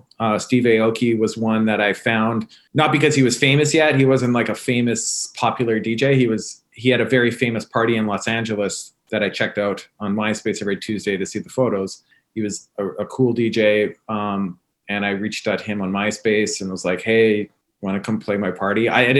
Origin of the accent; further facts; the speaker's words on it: Winnipeg, Manitoba, Canada; moved away as an adult; also born or lived in Toronto; now in United States; I'm from Canada. Oh, really? I am. I was born and raised in Winnipeg. And if you know anything about Winnipeg, it's in the very middle of the country. It's a small city, under a million people, a very blue collar, humble city.